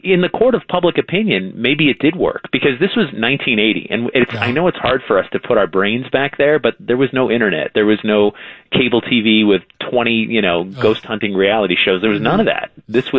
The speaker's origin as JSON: {"language": "English", "town": "Newtown", "region": "Connecticut", "country": "United States", "tie": "born or raised there", "said": "I grew up in Newtown, Connecticut, which is where this whole haunting started."}